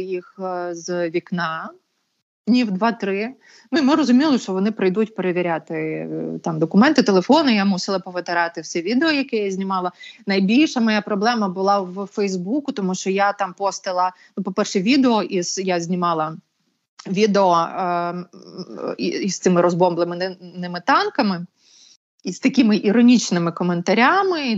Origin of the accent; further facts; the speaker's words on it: Bucha, Kyiv Oblast, Ukraine; це ж моє рідне місто, чому я звідси маю їхати